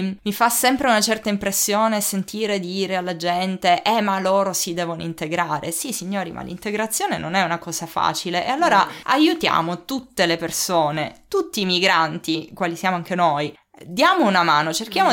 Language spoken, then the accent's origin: Italian; Sicily, Italy; moved away as an adult; now in Germany; sono siciliana di fatto sono nata qualche miglio più in là di quella mm. linea